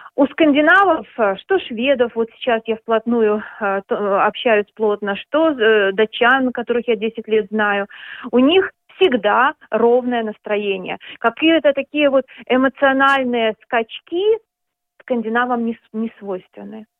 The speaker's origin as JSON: {"language": "Russian", "region": "Minsk", "country": "Belarus", "moved": "as an adult", "lives_now": "Denmark", "said": "я уехала из Минска, из Беларуси, я, я минчанка"}